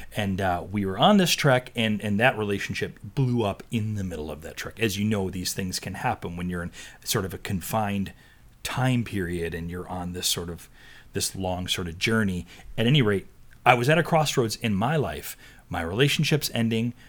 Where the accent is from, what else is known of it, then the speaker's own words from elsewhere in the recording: East Coast, United States; I grew up on the East Coast